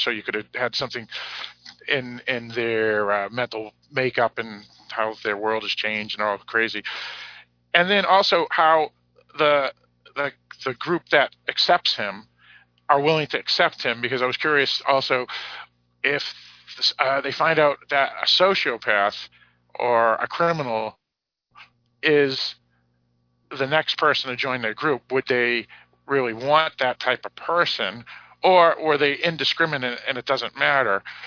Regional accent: United States; I'm American.

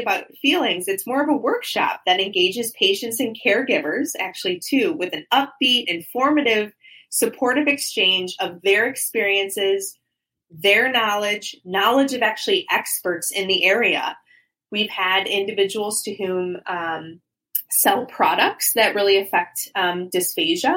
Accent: Ohio, United States; moved away as an adult; now in Florida, United States; I'm not from Florida. I'm from Ohio originally.

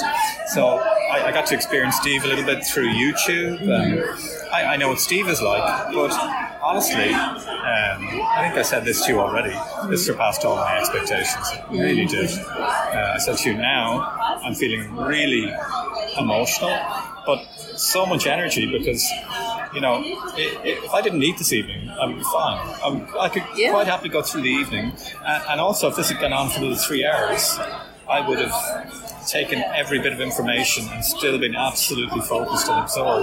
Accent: Ireland; I'm from Ireland

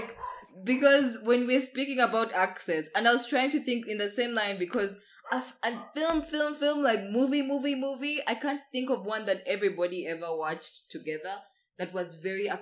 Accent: Uganda; the Ugandan channels, like our national channels

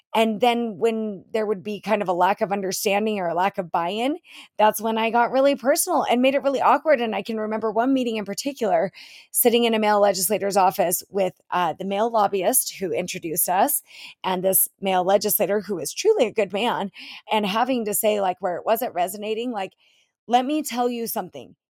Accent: Utah, United States; my home state of Utah

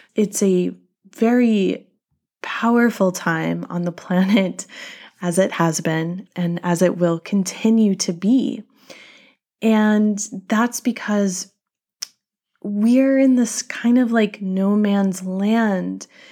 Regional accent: North Carolina, United States; my home state of North Carolina

